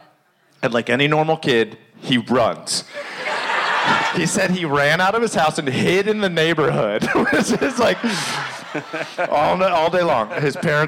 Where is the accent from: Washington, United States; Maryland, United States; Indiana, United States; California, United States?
Maryland, United States; growing up in Maryland